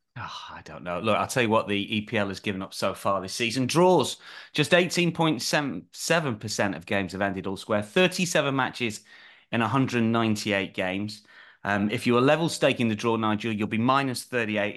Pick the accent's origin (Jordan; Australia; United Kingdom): United Kingdom; the North of England; I'm a Northerner